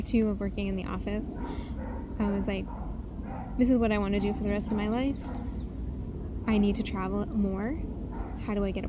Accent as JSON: {"language": "English", "country": "United States", "said": "I felt it was so interesting to go to Turkey as an American in 2012"}